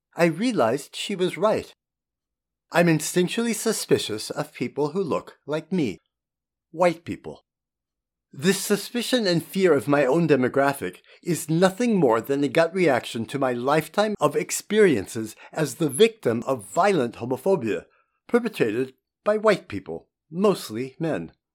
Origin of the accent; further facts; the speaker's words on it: United States; also born or lived in Germany; now in Portland, United States; We're American